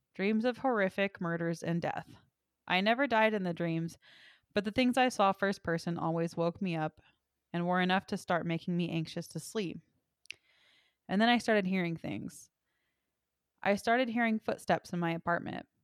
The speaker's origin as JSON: {"language": "English", "region": "Texas", "country": "United States", "tie": "born or raised there", "said": "my hometown is the antique capital of Texas"}